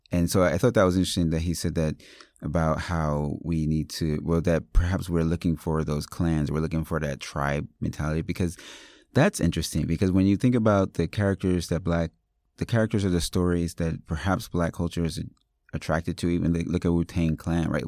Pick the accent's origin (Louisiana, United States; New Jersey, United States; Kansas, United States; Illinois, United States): New Jersey, United States; Paterson; I grew up in Paterson, New Jersey